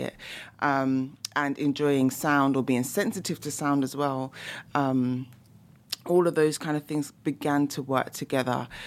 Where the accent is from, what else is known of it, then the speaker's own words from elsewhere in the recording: London, United Kingdom; you can probably hear by my accent as well, I'm from the U K, so I'm from London, England.